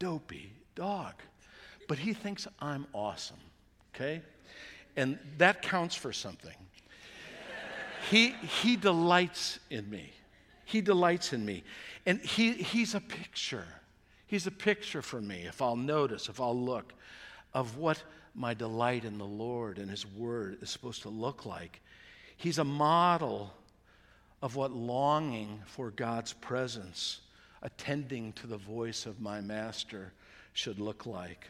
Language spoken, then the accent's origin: English; United States; we're good American Christians